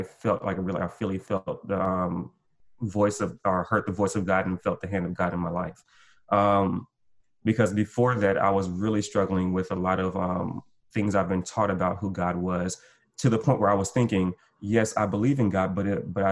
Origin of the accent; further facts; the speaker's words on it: Gulf Coast, United States; I'm from the Gulf Coast, so we lost our house, we lost everything